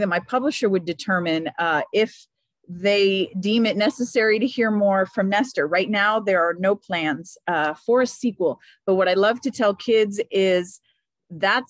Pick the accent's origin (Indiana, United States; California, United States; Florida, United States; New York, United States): Florida, United States; Miami; moved away; I grew up in Miami, Florida, which the joke among Cuban Americans is that Miami is just northern Cuba.